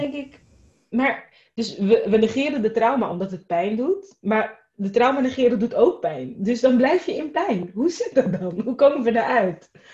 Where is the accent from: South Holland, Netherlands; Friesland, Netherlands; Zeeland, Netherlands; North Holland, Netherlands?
South Holland, Netherlands; Rotterdam; ik ben opgegroeid in Rotterdam